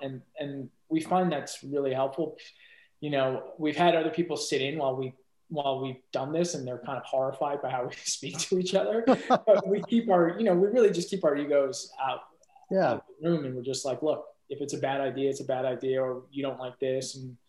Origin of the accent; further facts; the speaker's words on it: Iran; I'm from Iran originally. And I would spend a lot of my summers there when I was a kid.